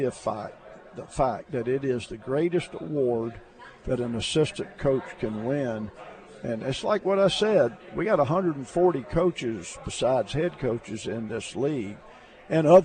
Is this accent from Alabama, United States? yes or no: yes; Alabama, United States; I grew up in Alabama with no air conditioning